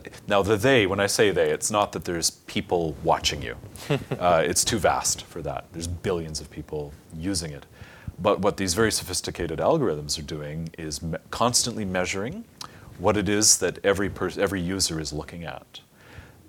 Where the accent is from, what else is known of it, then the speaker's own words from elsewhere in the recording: Canada; my home country had changed